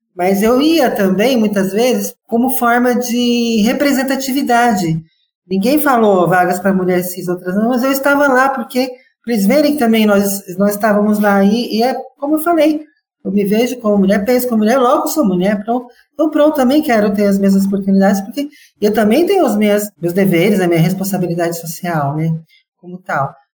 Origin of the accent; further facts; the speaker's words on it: Brazil; eu sou brasileira